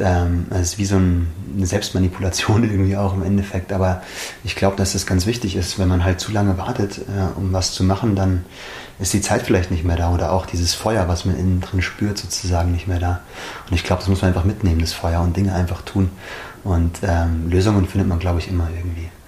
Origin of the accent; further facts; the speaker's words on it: Schliersee, Bavaria, Germany; Bin im Schliersee aufgewachsen